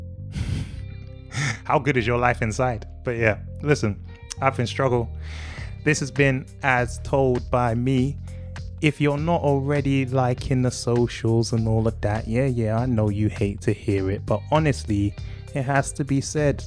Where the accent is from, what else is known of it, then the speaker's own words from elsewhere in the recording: England, United Kingdom; I was born here. I've never set foot into any of the countries you're thinking of. I'm from England.